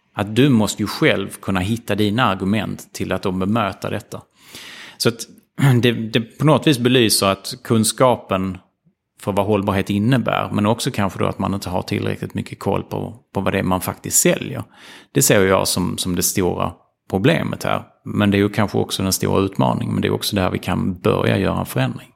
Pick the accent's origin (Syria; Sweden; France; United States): Sweden; Ystad, Skåne; moved away as an adult; jag växte upp i Ystad